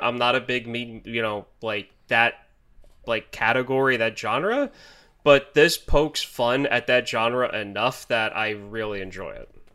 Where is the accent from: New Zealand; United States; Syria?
United States; As an American